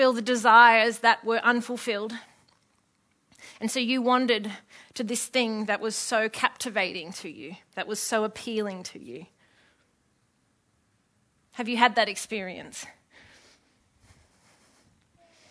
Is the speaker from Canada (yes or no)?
no; Epping, New South Wales, Australia; I grew up in Epping.